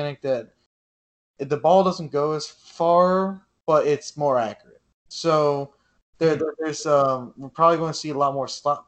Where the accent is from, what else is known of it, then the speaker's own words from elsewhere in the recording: New York, United States; I'm Italian. I'm from New York